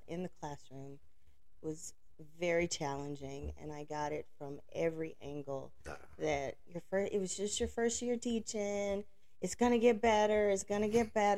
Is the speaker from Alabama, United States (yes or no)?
yes; Alabama, United States; I grew up in Alabama.